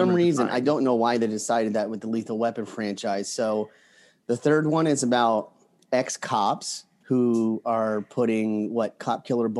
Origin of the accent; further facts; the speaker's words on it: New Jersey, United States; I'm from New Jersey.